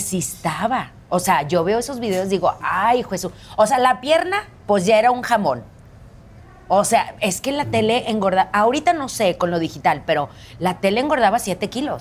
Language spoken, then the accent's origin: Spanish; Monterrey, Nuevo León, Mexico; also born or lived in Philadelphia, Pennsylvania; súper feliz de que estés en mi tierra